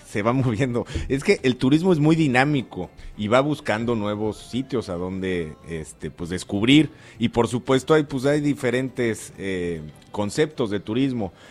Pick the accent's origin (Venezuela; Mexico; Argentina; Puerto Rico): Mexico; las costas caribeñas de nuestro país